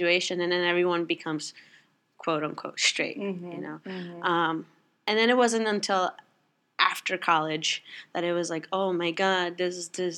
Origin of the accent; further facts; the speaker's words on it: New York, United States; I was born and raised here, so New York is what I know. It's home.